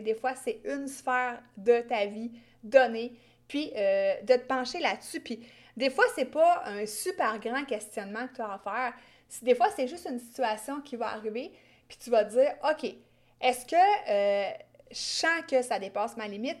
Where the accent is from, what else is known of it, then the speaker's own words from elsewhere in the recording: Quebec, Canada; accent: Québécois; j'ai un accent québécois très gênant